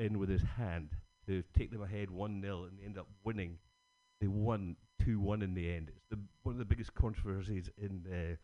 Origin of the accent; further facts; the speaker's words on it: Scotland, United Kingdom; Being Scottish